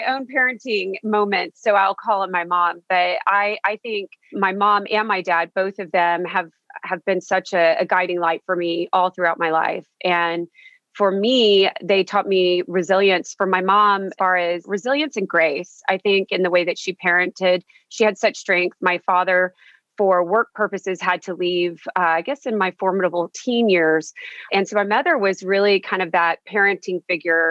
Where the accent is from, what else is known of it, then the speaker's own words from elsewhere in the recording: Victoria, Texas, United States; I'm from Victoria, Texas. So it's a very small town